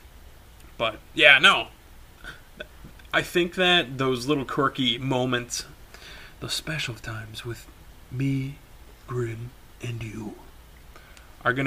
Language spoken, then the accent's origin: English; Wisconsin, United States; we're actually from Wisconsin